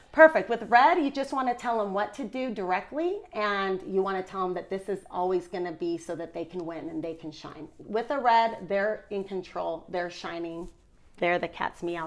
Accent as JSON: {"language": "English", "area": "Orange County", "region": "California", "country": "United States", "tie": "born or raised there", "moved": "as an adult", "lives_now": "Utah, United States", "said": "I've been in Utah for 11 years, but I'm born and raised in Orange County, California"}